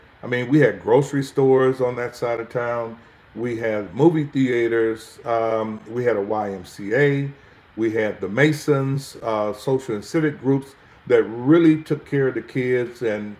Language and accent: English; Port Arthur, Texas, United States; moved away as an adult; also born or lived in Oakland, California; now in Port Arthur, United States; I was born in Port Arthur, Texas in 1960, August the 18th. I was born in a government housing project called Carver Terrace.